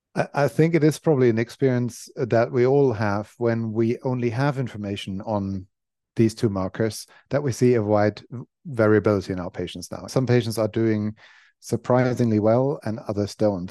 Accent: Germany; moved away as an adult; now in London, United Kingdom; I grew up in Germany, was born in Germany, grew up in Germany, went to uni in Germany

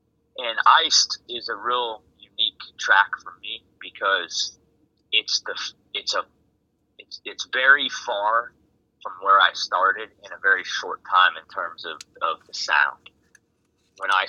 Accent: Colorado, United States; moved away as an adult; now in New Jersey, United States; I was actually born and raised in Colorado, and ended up out in New Jersey

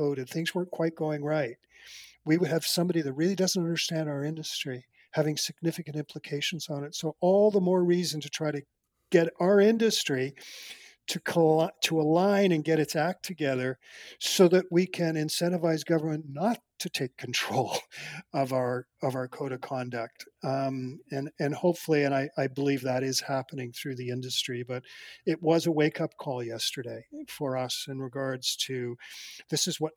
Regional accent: Canada; I'm a Canadian, and I'm very proud of this country

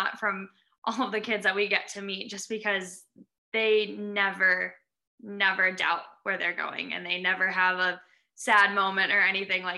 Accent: Indiana, United States; moved away as an adult; now in Michigan, United States; I'm actually from Indiana

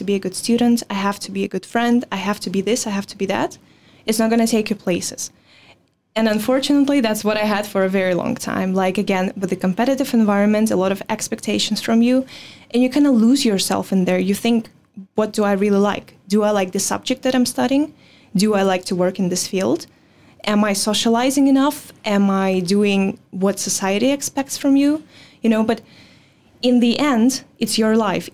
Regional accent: Belarus; English is a second language; moved away as an adult; now in Netherlands; I was born in Belarus

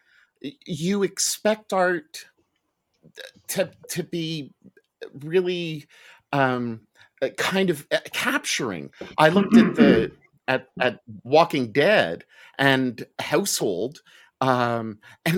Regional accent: Montreal, Quebec, Canada; now in Halifax, Canada; I grew up in Montreal

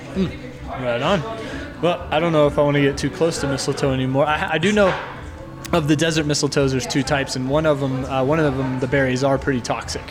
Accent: Oklahoma, United States; moved away; I'm from Oklahoma

